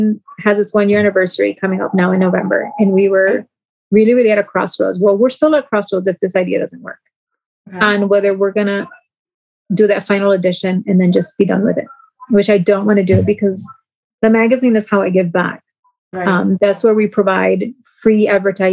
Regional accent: New York, United States; accent: twang from New York; now in Flint, United States; that twang from New York

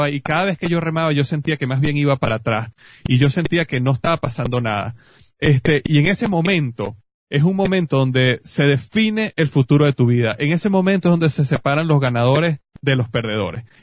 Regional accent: Venezuela; yo estaba en Venezuela, en mi país, me, me llevaron a una, a visitar una tía mía que vive en la playa

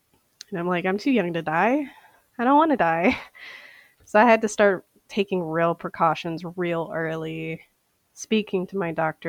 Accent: St. Paul, Minnesota, United States; I am an eyewear specialist, and I am from St. Paul, Minnesota.

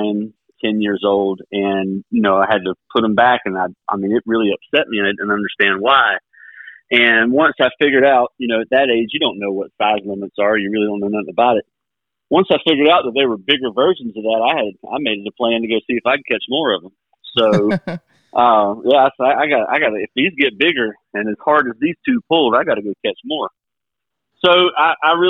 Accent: Bridgeton, North Carolina, United States; I grew up over in Bridgeton, North Carolina, not far from Upper Broad Creek

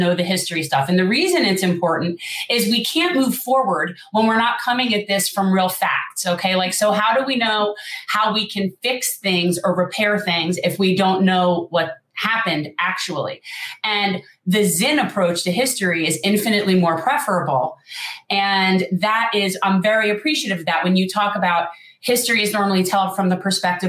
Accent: South Florida, United States; I'm a Jew from South Florida

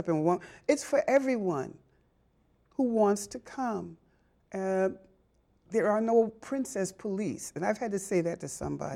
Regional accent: Boston, Massachusetts, United States; growing up in Boston, I mean, I, all right, I'm a South Ender by birth

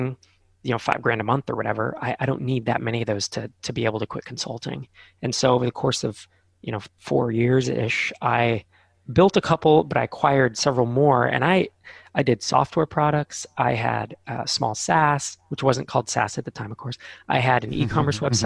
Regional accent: Bay Area, Silicon Valley, California, United States; I grew up in the Bay Area in the Silicon Valley.

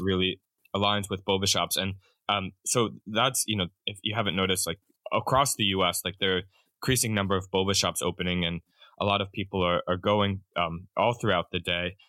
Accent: Pennsylvania, United States; moved away as an adult; also born or lived in Japan; I'm from Pennsylvania originally

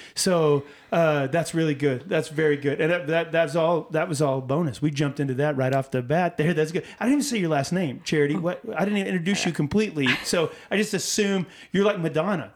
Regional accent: Texas, United States

